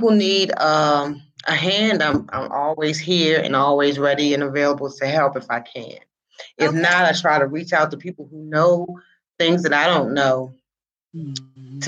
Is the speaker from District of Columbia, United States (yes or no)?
yes; Washington, District of Columbia, United States; I was born and raised in Washington, D.C.